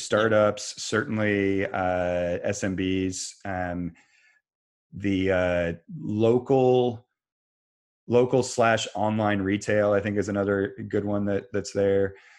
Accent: Kansas, United States; now in Raleigh, United States; I grew up in Kansas

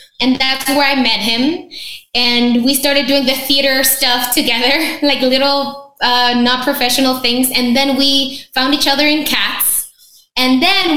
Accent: Mexico; moved away as an adult; also born or lived in New York; I'm born and raised in Mexico

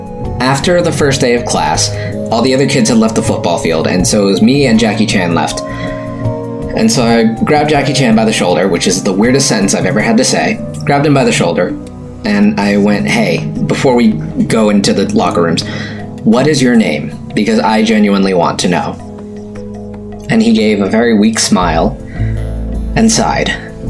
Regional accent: United States; Let me preface this story with I'm Chinese American.

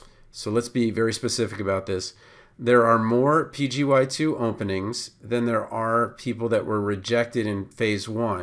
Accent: Baltimore, Maryland, United States; okay, I came from Baltimore, so that might not be as much of an issue for me

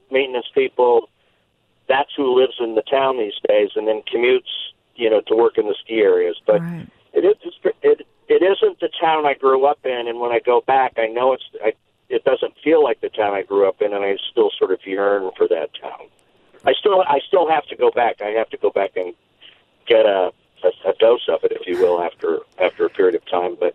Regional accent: Leadville, Colorado, United States; moved away as an adult; now in Fredericksburg, United States; I grew up in Leadville, Colorado, which was a mining town in the central mountains in Colorado. And when I grew up, it was very much a mining town.

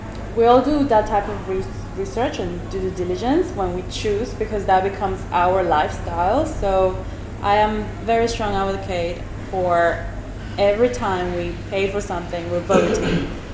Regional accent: Venezuela; moved away; I come from Venezuela

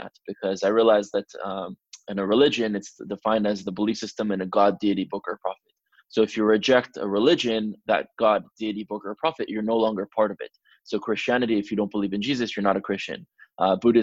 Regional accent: Miami, Florida, United States; also born or lived in France / Israel; Growing up, particularly in Miami for most of my childhood

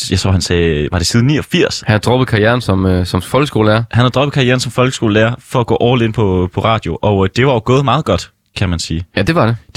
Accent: Struer, Central Denmark Region, Denmark; jeg er jo fra Struer, så det er tæt på min hjemmeegn jo

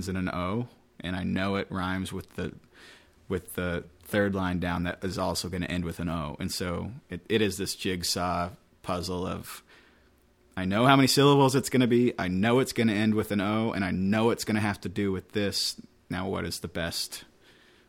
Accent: West Linn, Oregon, United States; moved away as an adult; I grew up in West Lynn, Oregon

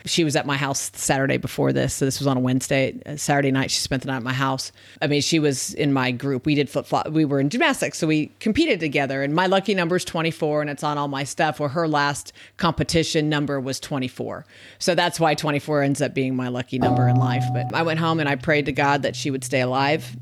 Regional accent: Tempe, Arizona, United States; I was raised in Arizona. I lived kinda on the Scottsdale, Tempe border back in the seventies, um, well, all the way actually through college

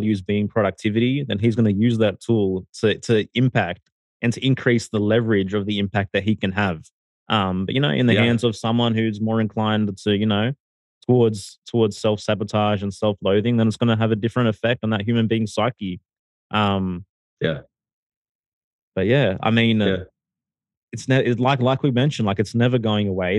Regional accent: Sydney, New South Wales, Australia; moved away as an adult; now in Mexico; originally I'm from Sydney. Recently I relocated my entire family to Mexico

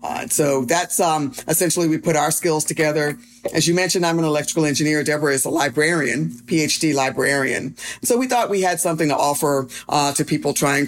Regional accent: Durham, North Carolina, United States; So I grew up here in Durham, North Carolina, favorite place in the world.

